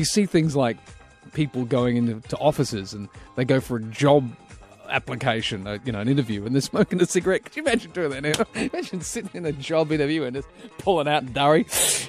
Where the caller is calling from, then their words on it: Australia; I'm calling you from Australia.